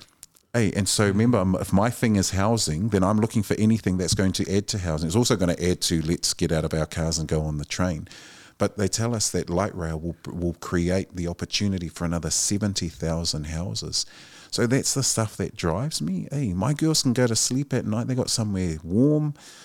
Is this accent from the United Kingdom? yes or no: no; Otara, Auckland, New Zealand; Our family came up, we were raised on Preston Road in Otara.